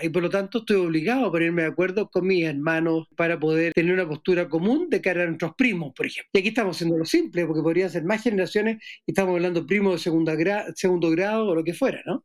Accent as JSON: {"language": "Spanish", "country": "Chile", "said": "soy chileno"}